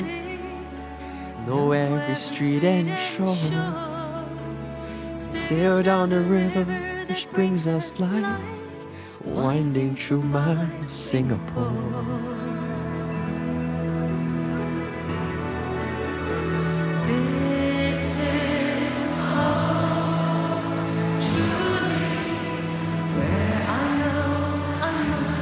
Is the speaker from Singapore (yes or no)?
yes; Singapore; I grew up on National Day songs such as …, which was released in 1998 when I was only 6 years old